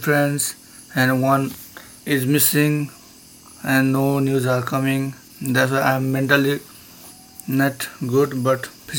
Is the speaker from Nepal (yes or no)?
yes; Nepal; English is a second language; from Nepal.